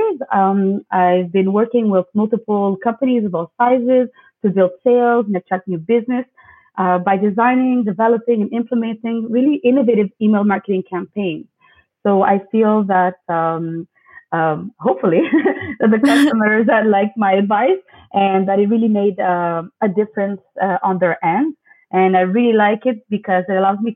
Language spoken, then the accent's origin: English; Canada; also born or lived in Montreal; I'm a Greek Canadian and I live in Montreal.